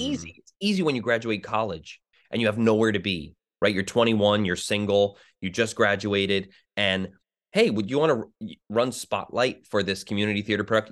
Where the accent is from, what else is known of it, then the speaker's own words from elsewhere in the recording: New Jersey, United States; I grew up in New Jersey